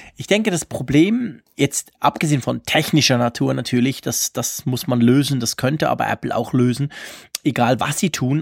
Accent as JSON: {"language": "German", "country": "Switzerland", "said": "bei uns in der Schweiz"}